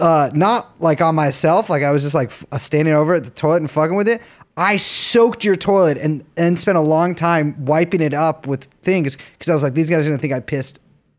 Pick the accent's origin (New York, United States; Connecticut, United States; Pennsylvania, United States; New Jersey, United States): New York, United States; New York City; Yeah, I'm from the Village.